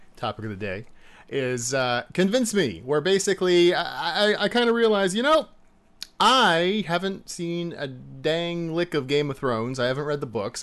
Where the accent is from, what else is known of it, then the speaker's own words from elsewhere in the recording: United States; As an American